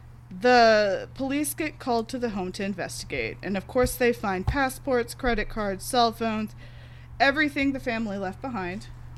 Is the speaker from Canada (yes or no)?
no; the South, United States; I grew up in like the South.